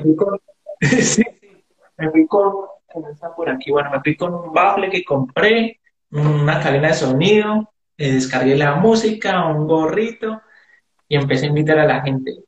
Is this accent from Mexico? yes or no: no; Palmira, Valle del Cauca, Colombia; el barrio, de donde me crié, en Chapinero, en, Palmira